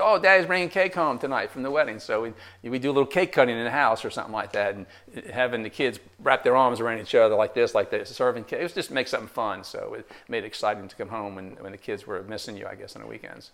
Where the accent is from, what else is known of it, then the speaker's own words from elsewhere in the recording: New Jersey, United States; moved away as an adult; now in Tarboro, United States; I'm originally from New Jersey